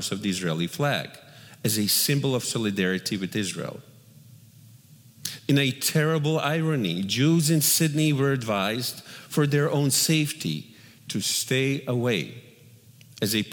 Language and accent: English; Bosnia & Herzegovina; moved away; if there was bloodshed in my hometown, he would make sure to come to our door and kill my family simply because we were Jewish